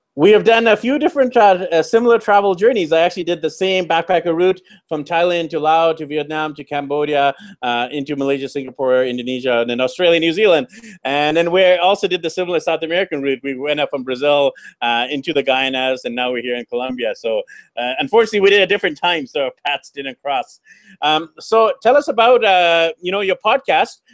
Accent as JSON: {"language": "English", "town": "Vancouver", "region": "British Columbia", "country": "Canada", "moved": "yes", "said": "I'm actually from Vancouver, B C, Canada."}